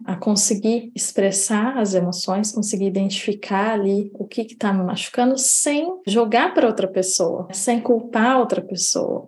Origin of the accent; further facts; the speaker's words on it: Indaiatuba, São Paulo, Brazil; moved away; eu cheguei a fazer no Brasil, na minha cidade natal, em Dayatuba